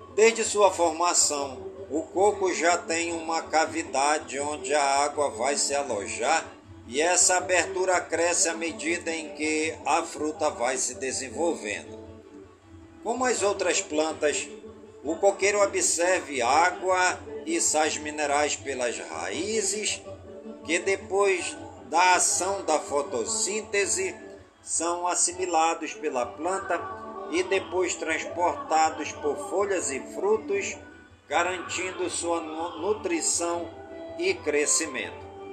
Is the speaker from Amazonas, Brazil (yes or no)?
yes; Careiro da Várzea, Amazonas, Brazil; em todas as comunidades do Careiro da Vaz, é minha cidade natal